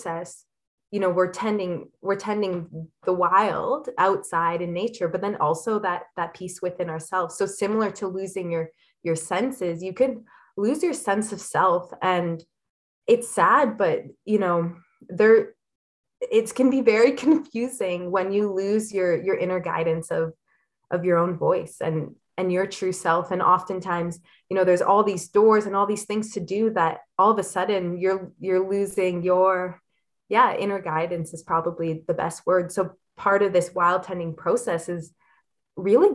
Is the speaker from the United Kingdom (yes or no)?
no; Elliot Lake, Ontario, Canada; I grew up in Elliott Lake, which is a fairly small town